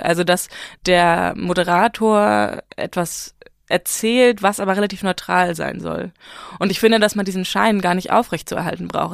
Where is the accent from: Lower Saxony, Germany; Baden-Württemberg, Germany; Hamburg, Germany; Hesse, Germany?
Hamburg, Germany; first language German and Farsi; moved away as an adult; also born or lived in Iran (family background); now in Berlin, Germany; ich komme halt aus Hamburg